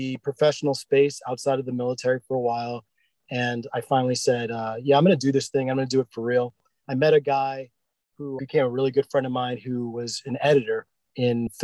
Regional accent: Northern Virginia, United States; I grew up in Northern Virginia.

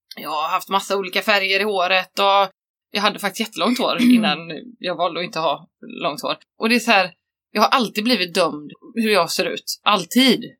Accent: Varberg, Halland County, Sweden; jag växte upp där

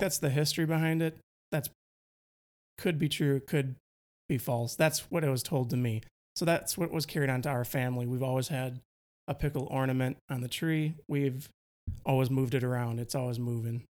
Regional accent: Milwaukee, Wisconsin, United States; accent: Wisconsin; moved away; I grew up in Milwaukee. I'm trying to really tone down my Wisconsin accent

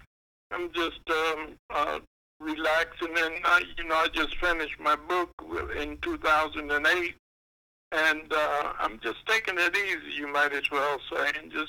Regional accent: East St. Louis, Illinois, United States; moved away as an adult; also born or lived in Jefferson City, Missouri; I was born and reared in East St. Louis, Illinois.

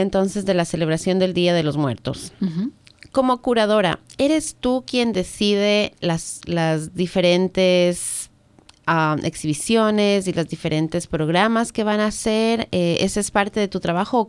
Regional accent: Ecuador; now in United States; yo soy del Ecuador

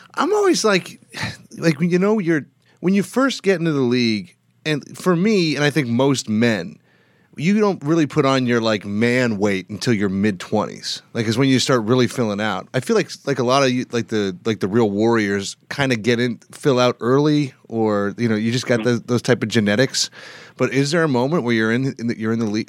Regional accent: Canada; I'm from Canada

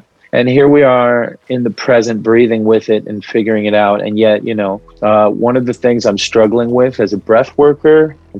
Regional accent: Palestine; first language Arabic; English is a second language; I'm a Palestinian man, galactic heart, and here meeting with you. I just expressed in Arabic in my native tongue

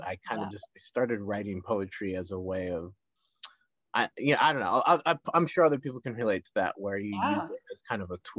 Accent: Minnesota and Colorado, United States; now in Los Angeles County, United States; I grew up in Minnesota and Colorado, like ice skating

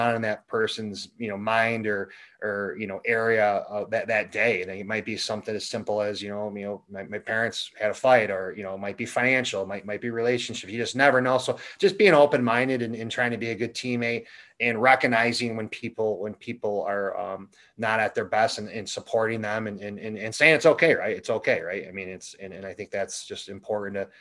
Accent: Elbridge, New York, United States; I grew up in Elbridge, New York. It's a small town just west of Syracuse

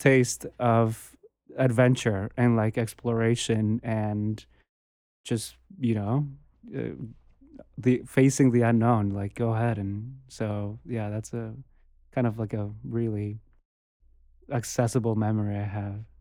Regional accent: Bogota, Colombia; moved away; I grew up in, I was born and raised in Bogota

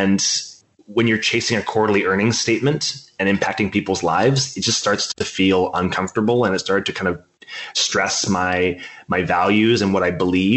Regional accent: Canada; I'm a Canadian.

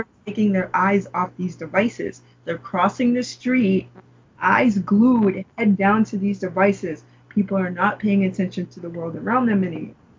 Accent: New York, United States; growing up in New York

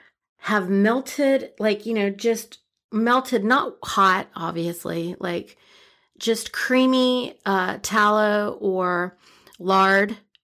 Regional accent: India; plus I'm Indian, right?

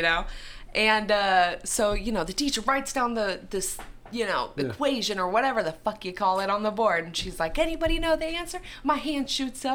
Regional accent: Iowa, United States; I'm from Iowa

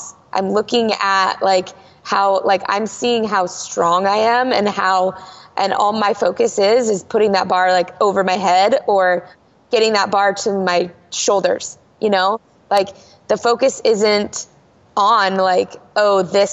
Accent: Longview, United States; my hometown

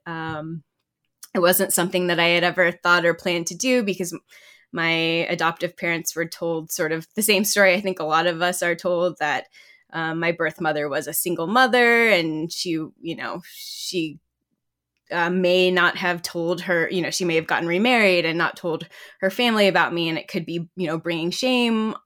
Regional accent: Southlake, Texas, United States; also born or lived in Georgia, United States / Korea; we moved to South Lake, Texas

